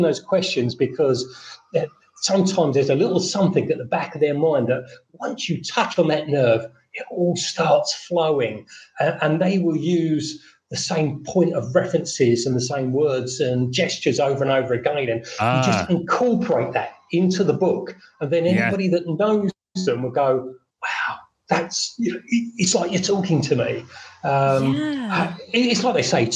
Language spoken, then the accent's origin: English; London, United Kingdom; moved away as an adult; now in Fethiye, Turkey; I'm British. I was born in South London. I'm now retired and living in Fethiye, Turkey